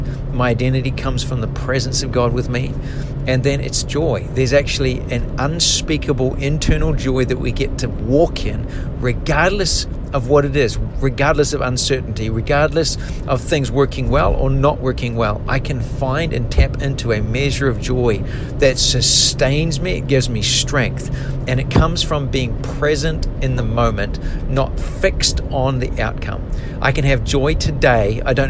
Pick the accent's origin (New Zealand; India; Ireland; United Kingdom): New Zealand; now in United States; when we came from New Zealand to the USA, there were so many moments I was so anxious, I was so uncertain, I was so scared